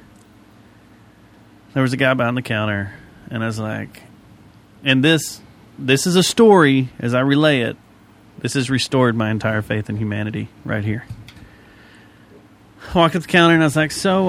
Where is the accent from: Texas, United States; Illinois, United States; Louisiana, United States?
Texas, United States; Fort Worth; I'm from Fort Worth